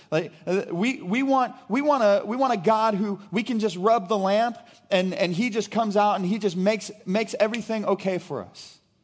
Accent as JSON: {"language": "English", "town": "Brashear", "region": "Missouri", "country": "United States", "tie": "born or raised there", "said": "I grew up in Brashear, Missouri"}